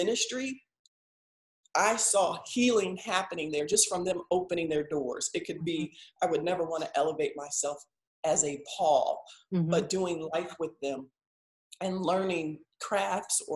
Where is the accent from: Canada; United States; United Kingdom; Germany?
United States; Midwest; I'm from the Midwest